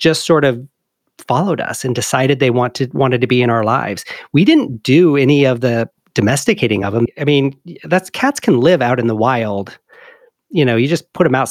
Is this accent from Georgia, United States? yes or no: no; Sigourney, Iowa, United States; moved away as an adult; I was born and raised in Iowa, a little town called Sigourney.